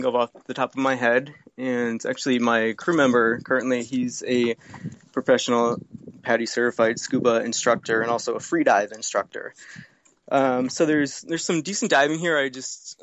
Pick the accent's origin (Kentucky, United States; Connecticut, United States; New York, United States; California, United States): Connecticut, United States; moved away; I grew up in Connecticut, and my family always had boats on Long Island Sound